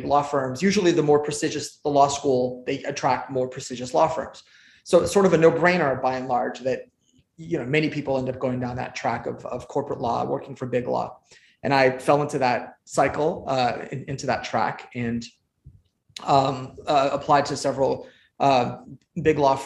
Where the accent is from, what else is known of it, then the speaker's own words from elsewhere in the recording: Santa Monica, California, United States; also born or lived in Iran; I grew up in Southern California, in Santa Monica, actually, not too far from the UCLA campus